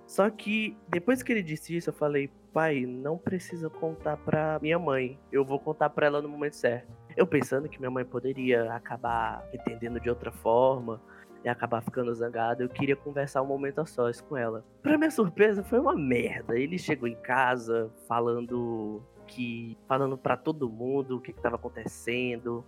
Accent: Piauí, Brazil; sou piauiense

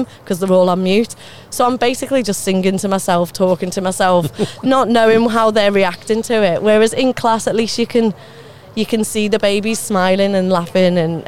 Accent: the Wirral, North West England, United Kingdom; accent: Scouser; moved away as an adult; now in Basingstoke, United Kingdom; I'm from the Wirral originally. Yeah, moved down here about 10-12 years ago, but still got the accent.

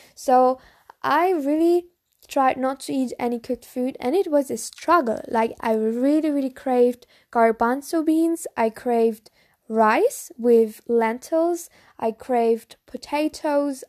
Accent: Bavaria, Germany; English is a second language; I'm actually from Germany. So I'm from Bavaria, a s, very, very small town, small, small village from Germany, um, Bavaria.

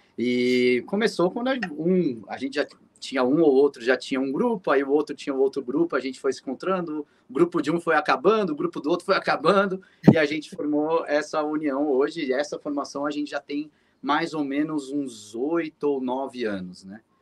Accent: São Paulo, Brazil; a gente é de São Paulo

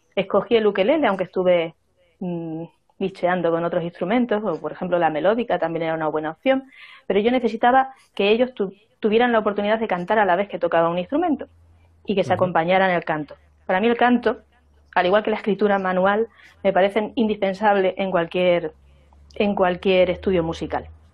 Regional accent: Extremadura, Spain; now in Zamora, Spain; Yo vengo de otra región, y soy extremeña

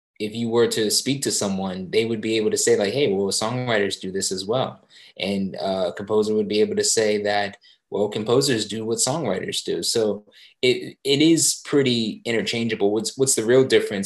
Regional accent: Southampton, New Jersey, United States; moved away as an adult; also born or lived in Willingboro, New Jersey / New York; now in San Francisco, United States; I grew up in a town a little further away from Philly, Southampton, New Jersey

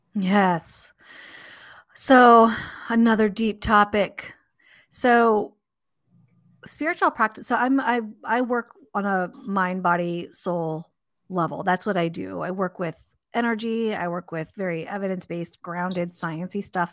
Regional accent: Southern California, United States; I grew up in Southern California.

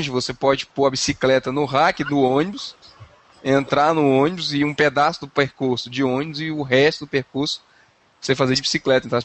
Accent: Ceará, Brazil; now in Curitiba, Brazil; eu vim do Ceará, demorou três anos pra eu poder entrar nessa história do sol aí.

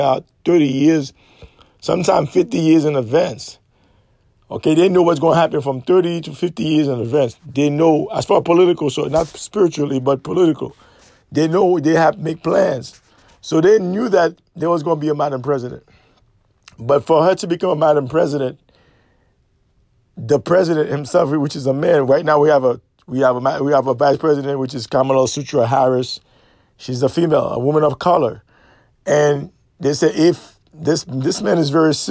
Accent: Haiti; Haitian are very special people. We are courageous.

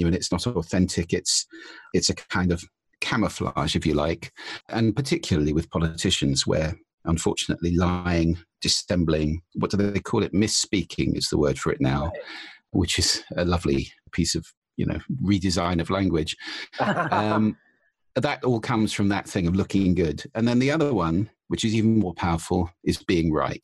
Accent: United Kingdom; as a Brit

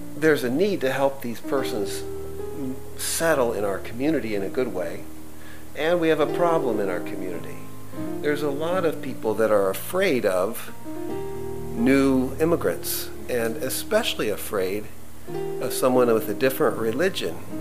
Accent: United States; as an American

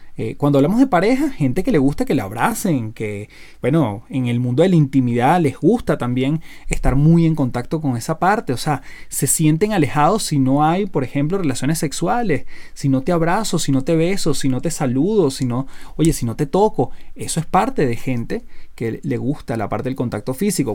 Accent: Venezuela; now in Chile; vivo en Chile, soy casado, soy venezolano

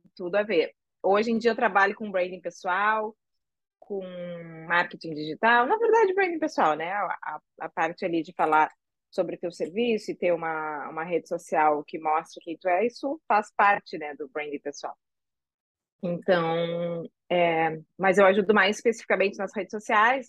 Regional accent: Rio Grande do Sul, Brazil; now in Rio de Janeiro, Brazil; Eu moro no Rio, mas eu sou gaúcha.

